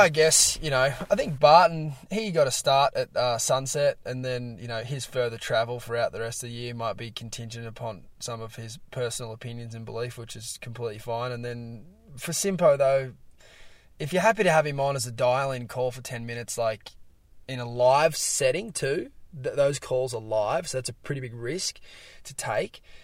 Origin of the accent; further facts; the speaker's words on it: Australia; here in Australia, uh, you know, plenty of Brazilians around my hometown